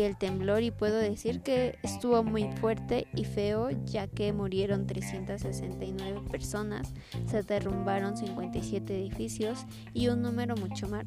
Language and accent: Spanish; Mexico; Yo soy de, de Coyoacán, Estado de México